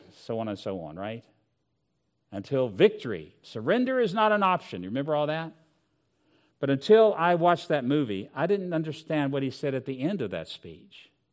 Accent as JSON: {"language": "English", "region": "Southwest Virginia", "country": "United States", "tie": "born or raised there", "said": "I grew up in Southwest Virginia"}